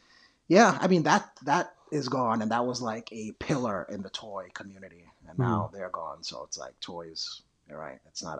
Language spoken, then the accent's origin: English; New York City, New York, United States; I grew up in New York City, and I remember love going to FAO Schwartz.